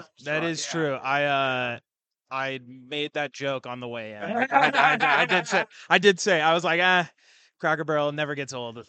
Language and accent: English; Spokane, Washington, United States; Spokane, Washington.